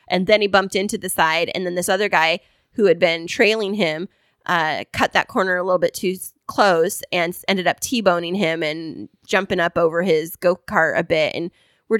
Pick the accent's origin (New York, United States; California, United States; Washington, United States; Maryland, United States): California, United States; the middle of; I grew up in the middle of California